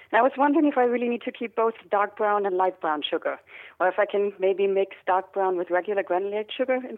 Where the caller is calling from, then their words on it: Norridge, Illinois, United States; Norridge, Illinois, Chicago.